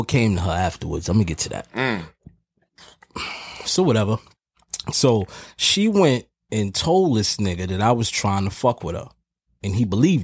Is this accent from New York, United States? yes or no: yes; New York City, New York, United States; I'm from Harlem